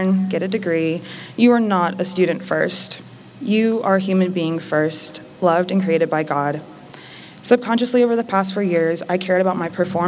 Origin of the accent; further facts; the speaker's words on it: Cayman Islands; moved away; also born or lived in North Carolina, United States / Washington, D.C., United States; I was born in North Carolina. I grew up on a small island in the Caribbean called Grand Cayman